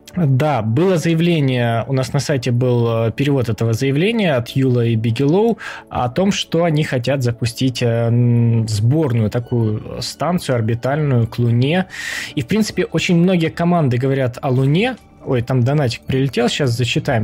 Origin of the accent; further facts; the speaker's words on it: Ukraine; Мы втроём из Украины